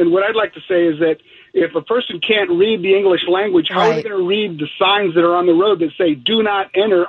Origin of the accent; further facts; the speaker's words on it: Texas, United States; moved away; I'm from Texas originally